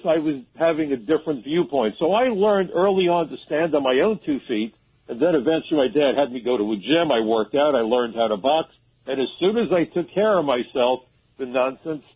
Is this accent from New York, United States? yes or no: yes; New York City, New York, United States; I grew up in Brooklyn, and Brooklyn's a tough place